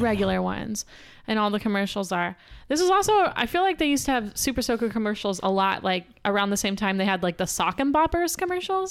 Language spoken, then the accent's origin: English; Pasadena, Texas, United States; I'm from Pasadena, Texas. Not California